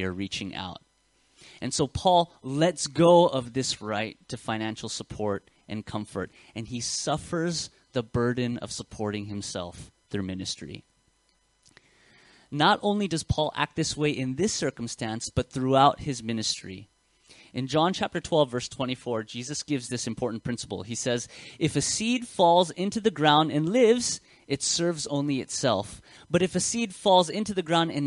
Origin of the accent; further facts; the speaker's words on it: United States; accent: American; now in Australia; you can hear my accent. It's very Western. It's very American. I was born in America